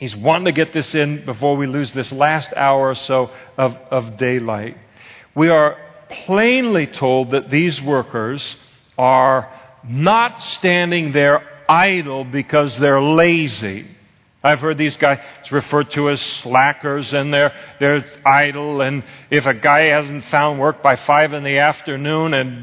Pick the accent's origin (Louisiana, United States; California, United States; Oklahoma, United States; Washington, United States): California, United States; Napa; I was raised in Napa, so you did ag stuff